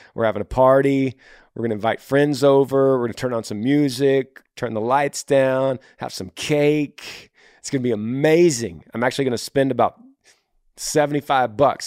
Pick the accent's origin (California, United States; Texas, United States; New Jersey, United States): Texas, United States; I'm from Texas.